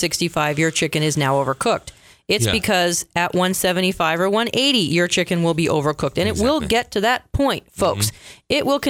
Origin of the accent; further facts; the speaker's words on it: Canada; I'm going to say Canada because I'm Canadian and I like to drink mojitos.